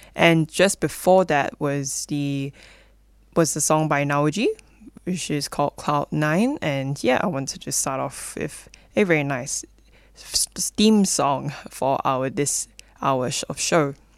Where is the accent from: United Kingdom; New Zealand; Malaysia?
Malaysia; moved away as an adult; now in Melbourne, Australia; I'm originally from Malaysia, and I actually came all the way here to study